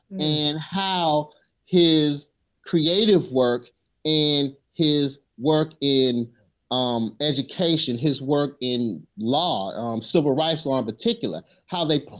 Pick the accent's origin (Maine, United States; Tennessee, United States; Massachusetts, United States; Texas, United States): Tennessee, United States; Memphis; I come from Memphis, Tennessee. I come from a community that is impoverished. And growing up, I had frequent interactions with police officers